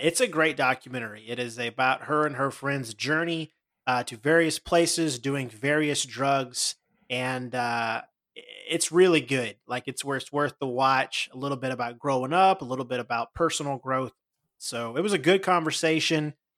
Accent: the South, United States; we're both from the South

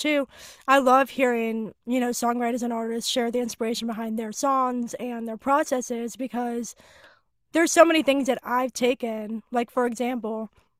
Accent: Pittsburgh, Pennsylvania, United States; I was on my hometown station, 100.7 Star Pittsburgh

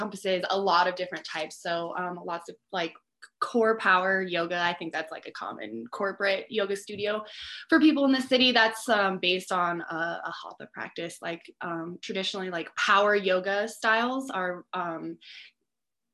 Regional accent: Cheyenne, Wyoming, United States; moved away as an adult; now in Teton Valley, United States; I am from Cheyenne, Wyoming originally.

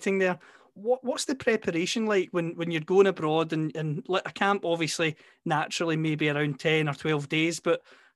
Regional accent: Scotland, United Kingdom; as a Scot

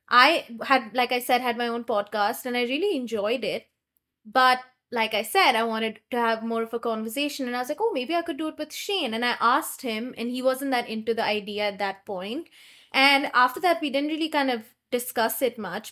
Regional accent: India; I'm from India

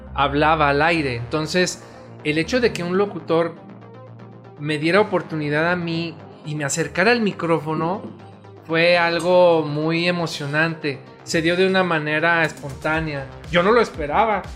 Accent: León, Guanajuato, Mexico; also born or lived in Guadalajara, Jalisco; yo nací en Guadalajara, pero pues soy panza verde. La verdad es que soy hijo adoptivo de esta hermosa ciudad, León, Guanajuato.

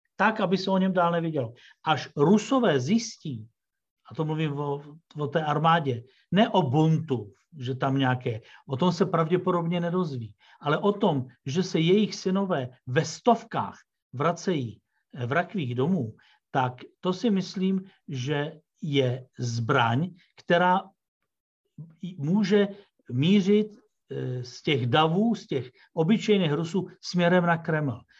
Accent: Czechia; also born or lived in Russia; jako Čech, který tu žije

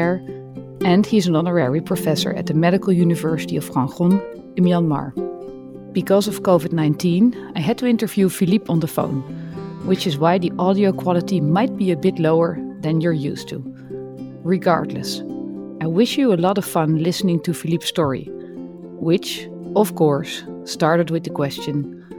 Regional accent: Netherlands; I'm a neurosurgeon from the Netherlands.

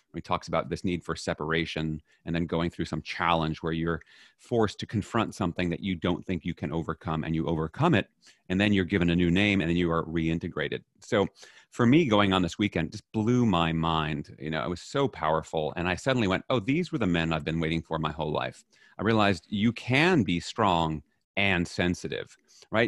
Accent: New York City, New York, United States; I was raised in New York City

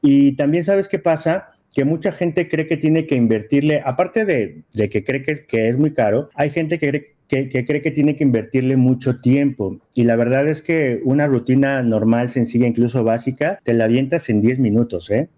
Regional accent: Poza Rica, Veracruz, Mexico; moved away; yo soy aparte de Veracruz, de Poza Rica, Veracruz

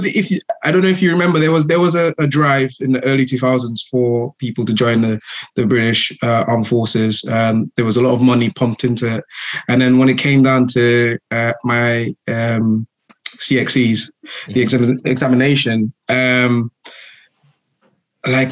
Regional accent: St. Lucia; moved away as an adult; now in United Kingdom; I am from the Caribbean island of St. Lucia. Grew up in the same community as the host

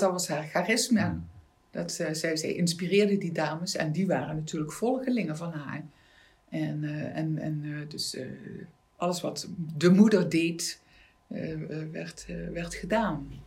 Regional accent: Maastricht, Limburg, Netherlands; also born or lived in Amsterdam; Ik ben een Maastrichtse meisje

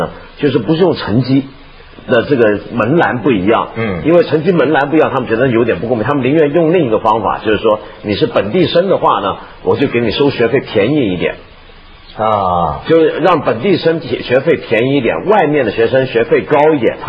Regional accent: Hong Kong; 我作为香港人很不懂的

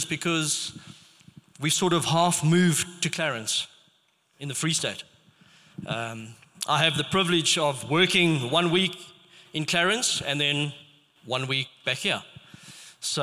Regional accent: Rustenburg, North West, South Africa; I grew up in Rustenburg, and it was a predominantly Afrikaans area.

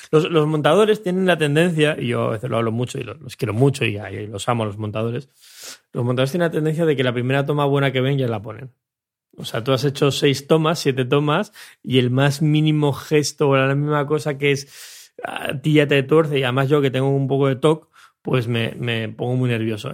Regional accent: Mallorca, Balearic Islands, Spain; de donde vengo yo en Mallorca

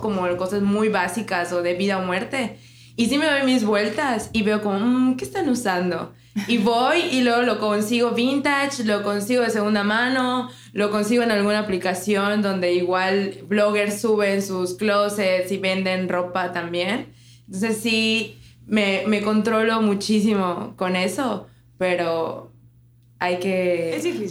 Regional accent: Cozumel, Quintana Roo, Mexico; Jess y yo somos de Cozumel

